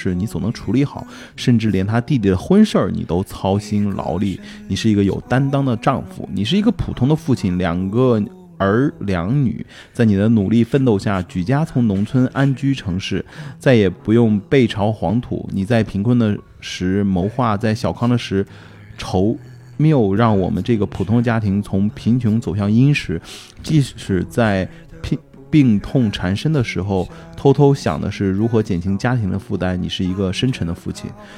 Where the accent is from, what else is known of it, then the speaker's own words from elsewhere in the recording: northern China, China; 我作为一个北方人，肯定没问题。